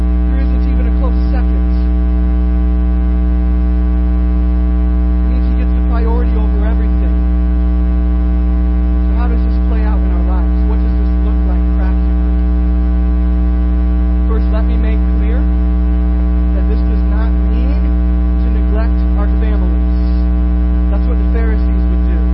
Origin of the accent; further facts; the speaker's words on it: Iowa, United States; when I was growing up in Iowa